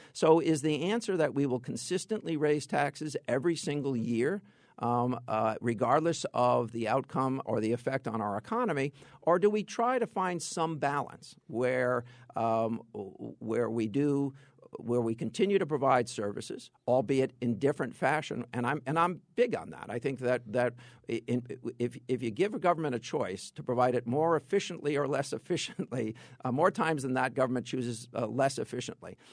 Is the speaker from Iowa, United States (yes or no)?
no; Fairfield County, Connecticut, United States; I am from Fairfield County